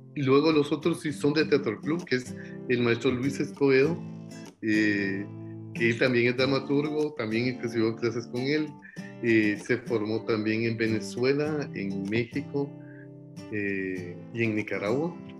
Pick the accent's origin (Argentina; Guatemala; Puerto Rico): Guatemala; somos los guatemaltecos